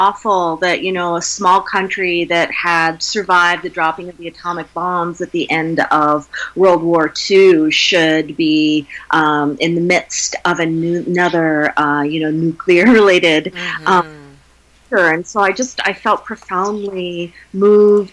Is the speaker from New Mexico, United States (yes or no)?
no; Wyoming, United States; I grew up in Wyoming in the foothills of the Rocky Mountains